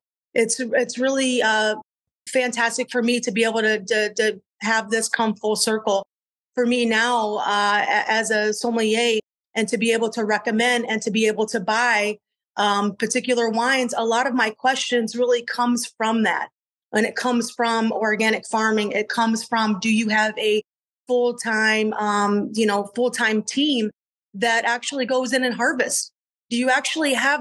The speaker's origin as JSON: {"language": "English", "region": "Southwest Michigan", "country": "United States", "tie": "born or raised there", "moved": "as an adult", "said": "I grew up in Southwest Michigan, where it's really the fruit belt of Michigan"}